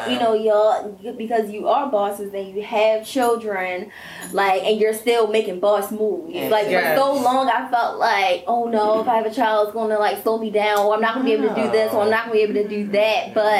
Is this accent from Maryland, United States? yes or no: yes; Maryland, United States; you from the county, but I moved into the county. I was in high school, but whatever. I'm from Evanston Village, but still, right.